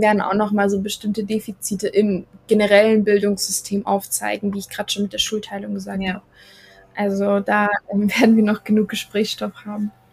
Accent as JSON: {"language": "German", "country": "Germany", "tie": "born or raised there", "said": "ich bin in Deutschland aufgewachsen."}